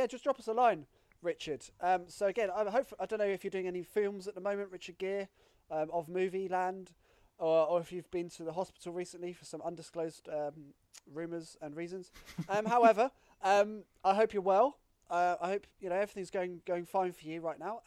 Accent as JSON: {"language": "English", "town": "Southampton", "region": "South East England", "country": "United Kingdom", "tie": "born or raised there", "said": "it's my hometown"}